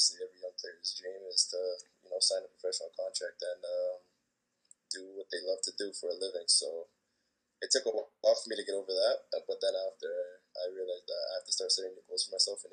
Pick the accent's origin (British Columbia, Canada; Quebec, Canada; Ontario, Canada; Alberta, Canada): Ontario, Canada; Brampton; also born or lived in Rexdale, Toronto; I was born in Rexdale. And I grew up in Brampton.